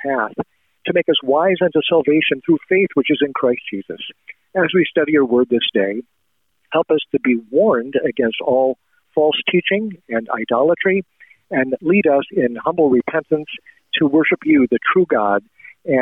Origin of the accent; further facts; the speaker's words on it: Nebraska, United States; moved away as an adult; now in Arnold, Missouri, United States; Nebraska being my home state, so that's where I grew up